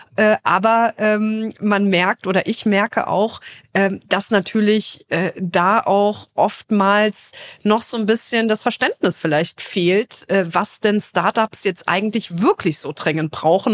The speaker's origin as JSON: {"language": "German", "town": "Trier", "region": "Rhineland-Palatinate", "country": "Germany", "tie": "born or raised there", "said": "in meiner Heimat Trier."}